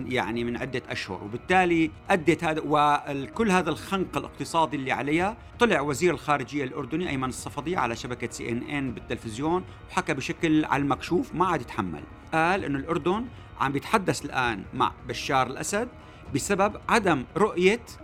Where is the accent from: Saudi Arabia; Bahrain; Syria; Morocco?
Syria; نحن كسوريين